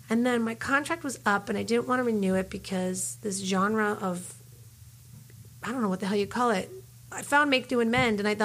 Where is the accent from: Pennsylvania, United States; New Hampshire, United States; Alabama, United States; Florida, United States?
Pennsylvania, United States; Philadelphia; moved away as an adult; also born or lived in New York City, United States; now in Los Angeles, United States; I'm coming from Philly.